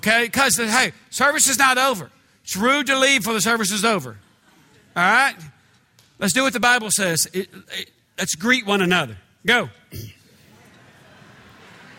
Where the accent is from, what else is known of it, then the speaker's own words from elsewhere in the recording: United States; I'm from America, the United States